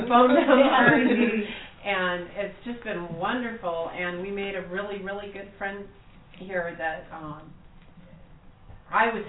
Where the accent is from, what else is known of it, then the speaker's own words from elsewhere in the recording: Los Angeles area, California, United States; from Los Angeles area of California.